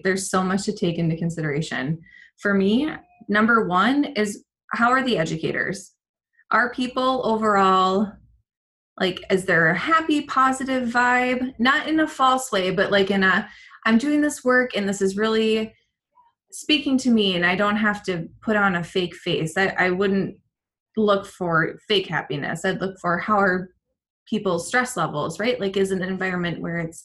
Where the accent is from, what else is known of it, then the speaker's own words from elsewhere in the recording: Minnesota, United States; I am a Minnesotan married to a Venezuelan